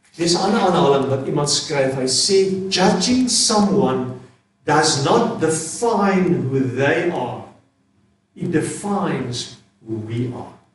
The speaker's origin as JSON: {"language": "Afrikaans", "country": "South Africa", "said": "as Suid-Afrikaners is ons ongelooflik"}